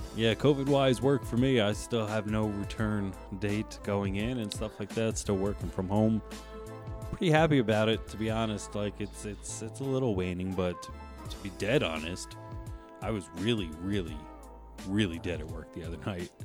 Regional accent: New Jersey, United States; moved away; I am from New Jersey originally

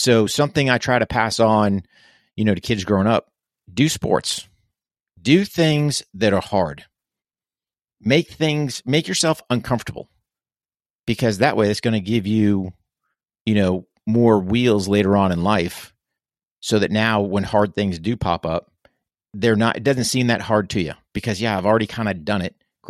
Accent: New Hampshire, United States; Yeah, so I grew up in New Hampshire, which is in the northeast of the U.S., so up in New England.

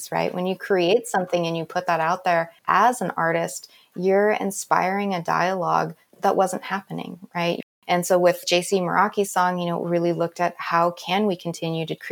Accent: Navajo and Hopi reservation, Arizona, United States; I grew up on the Navajo and Hopi reservation

